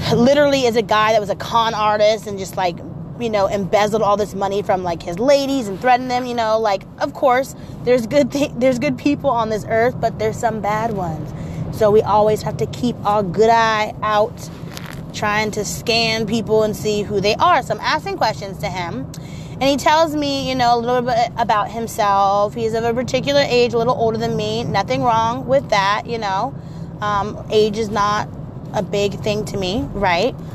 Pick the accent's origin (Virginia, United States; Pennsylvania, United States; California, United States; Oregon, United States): Oregon, United States; Portland; I'm also from Portland